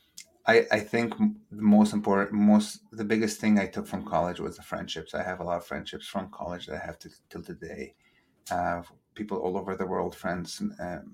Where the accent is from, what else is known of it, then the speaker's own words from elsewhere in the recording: Egypt; moved away as an adult; also born or lived in Massachusetts; now in United States; Born and raised in Egypt, but of two cultures.